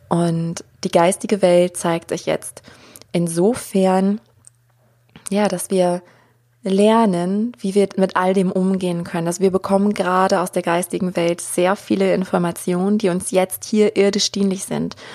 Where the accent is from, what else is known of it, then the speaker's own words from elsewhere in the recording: Germany; ich bin ja auch hier aufgewachsen in Deutschland, in diesem Umfeld und keiner von denen, die mich umgeben haben, ähm, wusste irgendwas von Hellsinn.